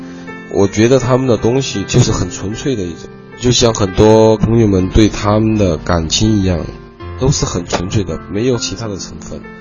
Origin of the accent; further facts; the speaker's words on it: Chongqing, China; accent: Chongqing; 我是来自重庆的